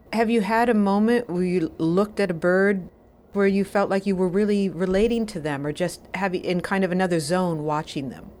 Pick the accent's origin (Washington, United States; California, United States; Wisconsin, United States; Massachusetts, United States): Wisconsin, United States; I am from Wisconsin, too